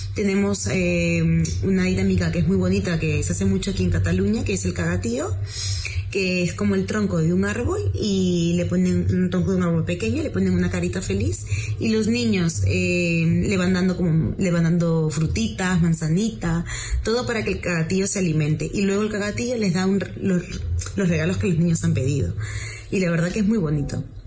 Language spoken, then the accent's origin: Spanish; Peru; now in Spain; soy de Perú y ahora vivo aquí en España.